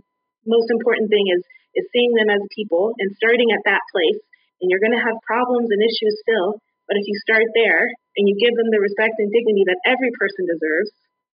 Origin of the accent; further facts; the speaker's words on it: United States; born there; We don't get to decide I'm better because I was born in America.